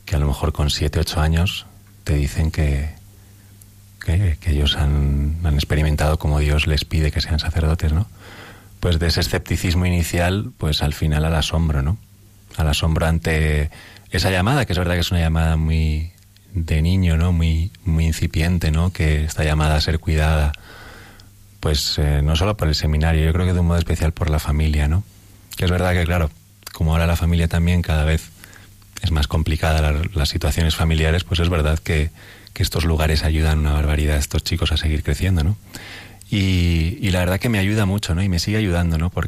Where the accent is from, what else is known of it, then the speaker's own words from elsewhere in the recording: Madrid, Community of Madrid, Spain; llevar a, pues a, mi pueblo, ¿no? a ese pequeño barrio joven ¿no? de, de Carabanchel.